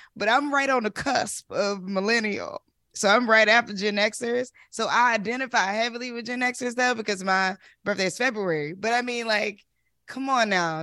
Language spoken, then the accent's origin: English; North Carolina, United States; I grew up in North Carolina